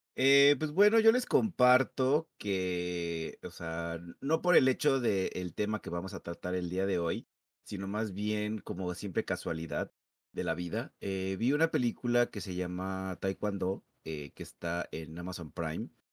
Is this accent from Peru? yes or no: no; Mexico; nosotros como mexicanos